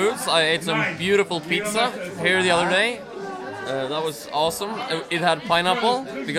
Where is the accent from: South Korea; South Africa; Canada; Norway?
Norway; Stange, Innlandet; I am from the Trevor Eugen chapter of Stange in Norway.